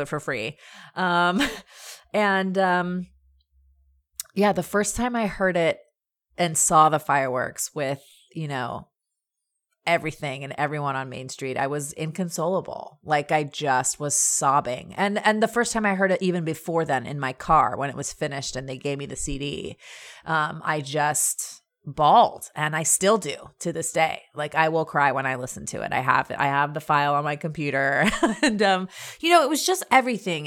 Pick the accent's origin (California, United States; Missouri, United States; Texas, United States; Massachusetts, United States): California, United States; Anaheim; also born or lived in Orange, California; I born and raised in Orange County in Orange and Anaheim.